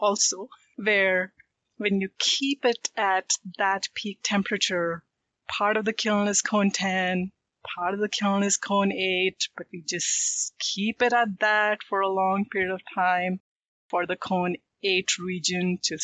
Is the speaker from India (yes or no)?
yes; India; I am from India